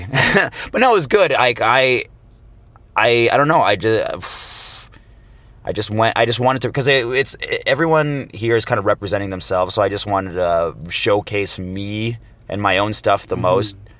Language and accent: English; Toronto, Ontario, Canada; I'm actually a hometown boy, Toronto, Canada, born and raised